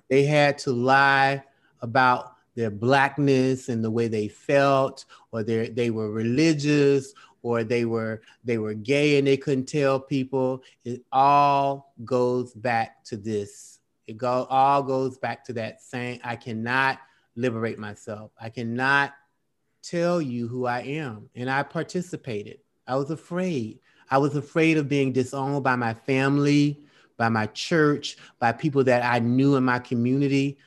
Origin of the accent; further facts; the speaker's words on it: Florida, United States; moved away; we grew up in Florida together, in, in Belgrade